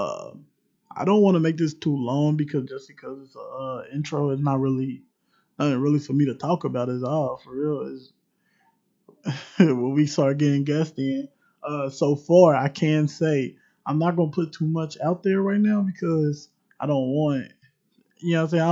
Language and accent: English; Cincinnati, Ohio, United States; I am straight from Cincinnati, straight from the city.